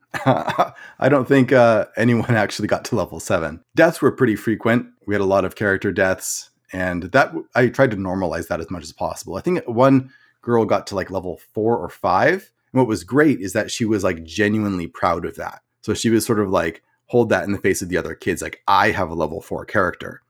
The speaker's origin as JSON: {"language": "English", "town": "Portland", "region": "Oregon", "country": "United States", "tie": "born or raised there", "moved": "as an adult", "lives_now": "Phoenix, United States", "said": "originally I grew up in Portland, Oregon. So I spent most of my life there"}